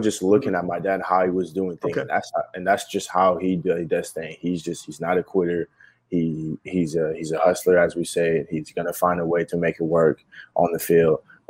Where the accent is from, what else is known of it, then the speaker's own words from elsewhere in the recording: Quebec, Canada; moved away; we're from Quebec, we're from Canada.